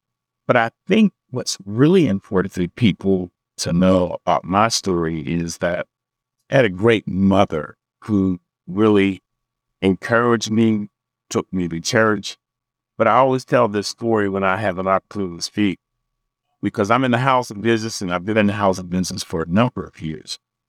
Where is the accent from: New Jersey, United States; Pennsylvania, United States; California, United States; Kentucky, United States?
Pennsylvania, United States; Pittsburgh; But growing up in Homewood was to me a great opportunity because I didn't know we were, I didn't learn that until years later.